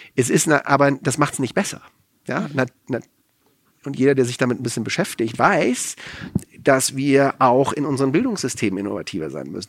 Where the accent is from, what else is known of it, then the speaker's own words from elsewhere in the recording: France; now in Germany; ich bin in Frankreich aufgewachsen, ich war in Frankreich wehrpflichtig